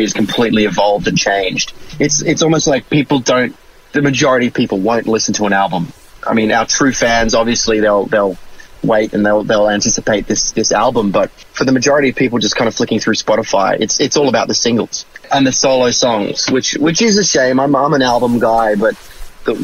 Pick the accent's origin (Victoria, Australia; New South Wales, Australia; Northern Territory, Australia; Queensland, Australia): Queensland, Australia; Brisbane; also born or lived in Sydney; I'm Australian